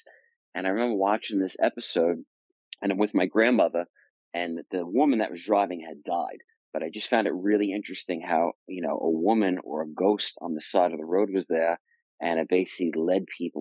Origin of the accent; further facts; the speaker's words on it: Long Island, New York, United States; I grew up in New York, and I grew up in Long Island, New York.